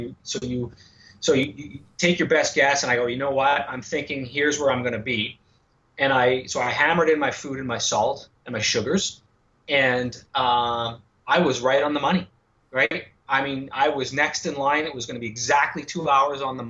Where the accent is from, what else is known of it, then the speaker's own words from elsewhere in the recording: Montreal, Quebec, Canada; born and raised in Montreal.